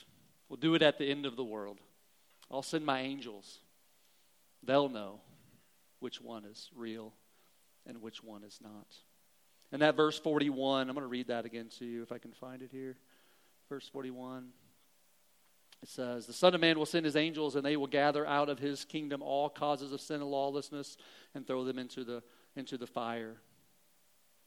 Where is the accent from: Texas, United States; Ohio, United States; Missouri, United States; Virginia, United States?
Missouri, United States; Southern; I grew up in Southern Missouri. I can talk about hillbillies. That's fine. I am one.